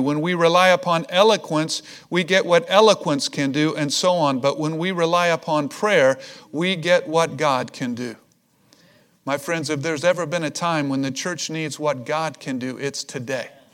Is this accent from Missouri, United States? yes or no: yes; Missouri, United States; I'm from Missouri. It's the show me state.